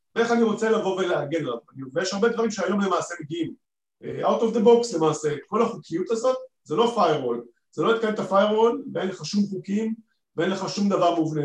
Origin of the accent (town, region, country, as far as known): Israel